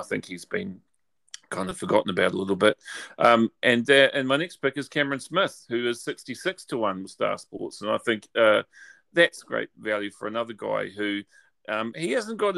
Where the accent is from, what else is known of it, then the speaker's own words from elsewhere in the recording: New Zealand; You'd think I'm actually from Australia rather than New Zealand